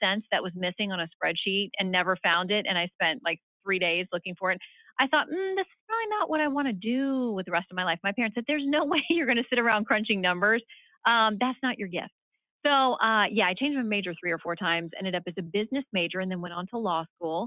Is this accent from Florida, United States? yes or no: yes; Tallahassee, Florida, United States; I grew up in Tallahassee